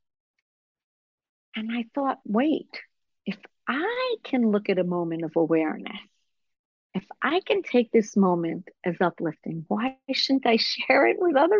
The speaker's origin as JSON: {"language": "English", "country": "Israel", "tie": "born or raised there", "said": "I grew up in Israel under the cloud of the Holocaust"}